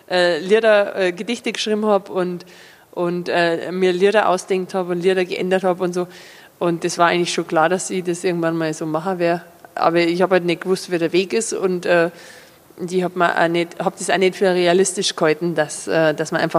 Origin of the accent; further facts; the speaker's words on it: Überacker, Bavaria, Germany; Also in, in Überacker, wo ich aufgewachsen bin, da reden die anderen aber auch so wie ich. Also ich habe mir den Dialekt nicht ausgedacht.